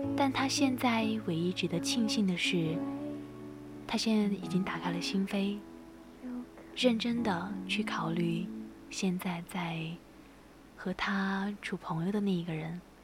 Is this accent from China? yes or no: yes; Sichuan, China; 身为一个四川人